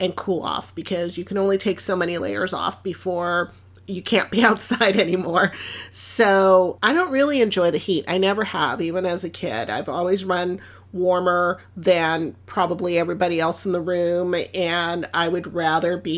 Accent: Los Angeles, California, United States; first language Spanish; English is a second language; I'm from Los Angeles and I love my city.

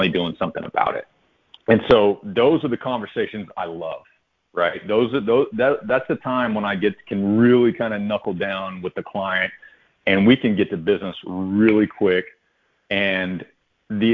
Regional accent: Odessa, Texas, United States; I grew up in Odessa, Texas

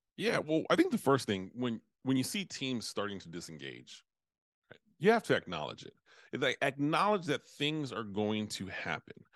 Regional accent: United States; I'm from United States

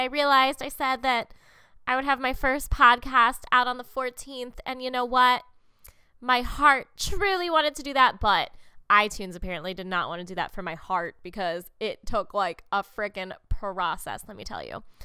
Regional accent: Munster, Indiana, United States; I grew up in the Chicago area, um, technically Northwest Indiana, a town called Munster

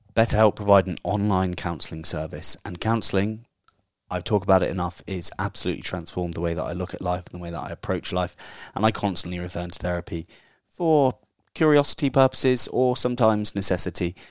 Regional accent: England, United Kingdom; I'm the English version of them

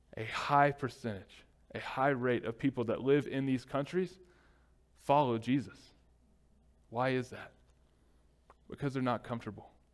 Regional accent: United States; as Americans, especially as an American church

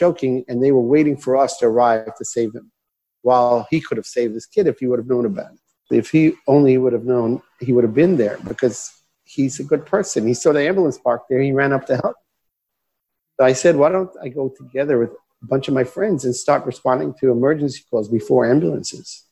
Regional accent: Israel; I grew up in Israel. I was born and raised here. My parents are American. That's how I speak English.

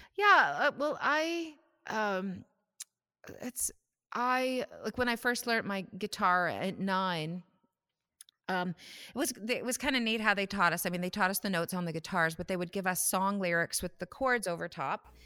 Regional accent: Saskatoon, Saskatchewan, Canada; moved away as an adult; now in Ontario, Canada; I'm from Saskatoon. I grew up there

